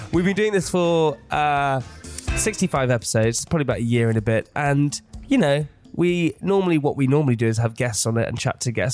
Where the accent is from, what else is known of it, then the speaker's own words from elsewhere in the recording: England, United Kingdom; as an English person